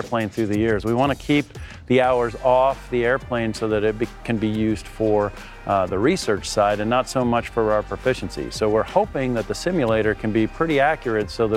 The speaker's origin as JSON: {"language": "English", "region": "West Virginia", "country": "United States", "moved": "yes", "said": "We're both from West Virginia originally"}